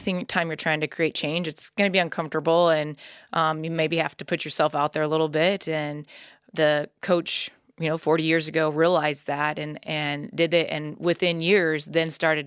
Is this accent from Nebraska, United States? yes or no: yes; Nebraska, United States; I grew up in Nebraska